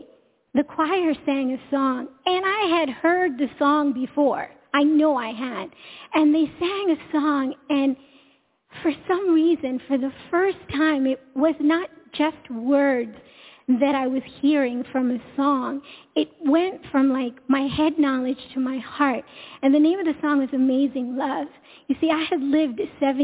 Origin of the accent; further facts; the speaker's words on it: India; also born or lived in Long Island, New York; I come from India, and so my parents raised us to get an education, start a family